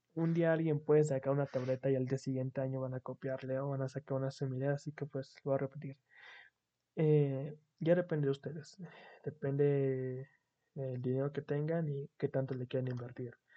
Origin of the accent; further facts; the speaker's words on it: Mexico; como buen mexicano